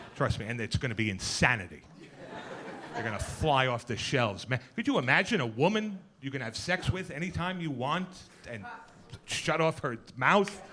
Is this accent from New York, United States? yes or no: yes; New York City, New York, United States; I was born and bred in Queens